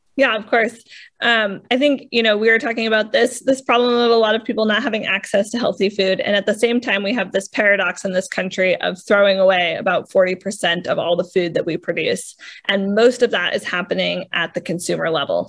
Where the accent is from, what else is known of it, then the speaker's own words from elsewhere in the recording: New England, United States; I feel like I'm from New England.